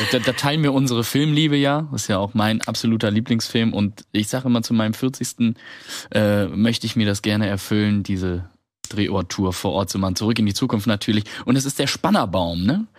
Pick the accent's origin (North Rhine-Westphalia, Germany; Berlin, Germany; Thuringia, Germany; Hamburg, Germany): North Rhine-Westphalia, Germany; Odenthal; moved away; Die wurde in meinem Heimatdorf gedreht. Da gucke ich, das ist doch der Skaterpark von Odenthal